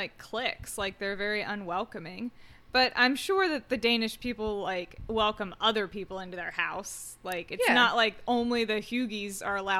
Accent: United States; I'm an American

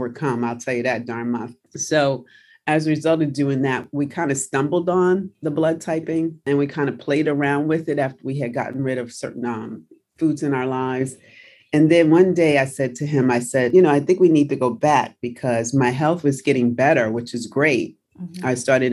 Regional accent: New York City, New York, United States; also born or lived in New Jersey; I'm from New Jersey. I grew up in New York City

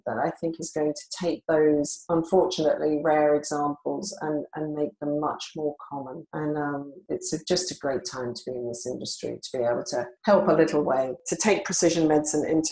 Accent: Australia; moved away; my early career was as a journalist in Australia, where I'm originally from. You can probably hear from my accent

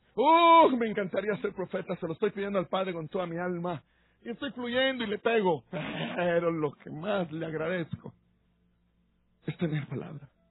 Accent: Guatemala City, Guatemala Department, Guatemala; also born or lived in Huehuetenango (parents' origin); nací en la ciudad

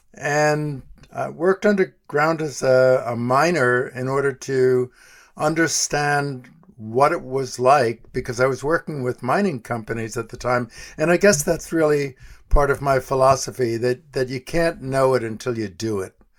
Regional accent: New York City, New York, United States; moved away as an adult; also born or lived in Colorado; I grew up in New York City, west side of Manhattan

